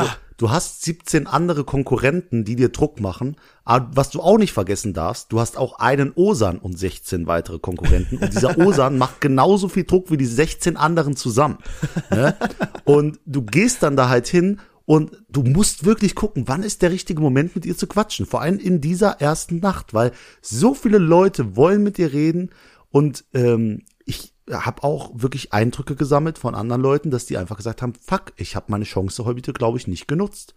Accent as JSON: {"language": "German", "town": "Langweiler", "country": "Germany", "said": "ich komme aus Langweiler, da wohne ich"}